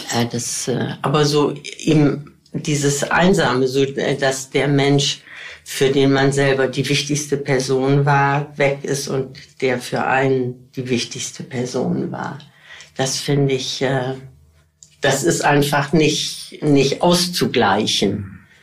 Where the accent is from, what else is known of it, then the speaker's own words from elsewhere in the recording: Bergisches Land, North Rhine-Westphalia, Germany; ich bin groß geworden im Bergischen Land